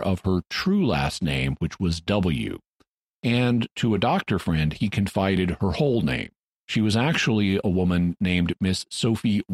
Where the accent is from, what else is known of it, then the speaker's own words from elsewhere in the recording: Arkansas, United States; my home state of Arkansas